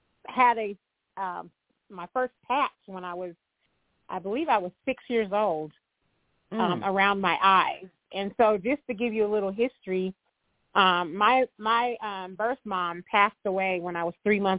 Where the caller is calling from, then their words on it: Denver, Colorado, United States; I'm actually calling in from Denver, Colorado.